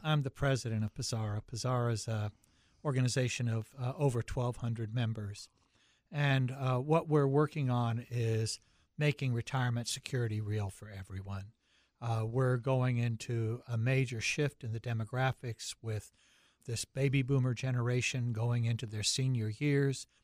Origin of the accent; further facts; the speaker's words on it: Charlotte, North Carolina, United States; accent: deep Southern; moved away as an adult; also born or lived in Syracuse, New York / Seattle, Washington; I grew up in Charlotte, North Carolina